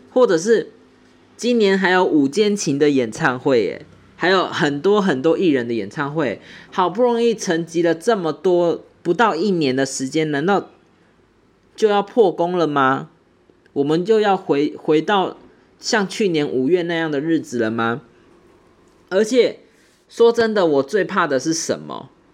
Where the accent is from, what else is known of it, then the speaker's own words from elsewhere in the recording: Taiwan; 我们台湾人